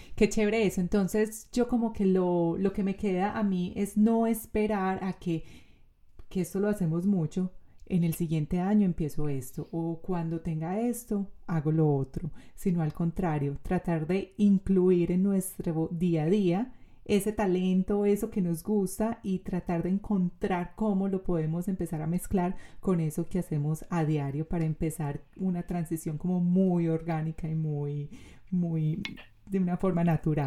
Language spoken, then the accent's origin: Spanish; Colombia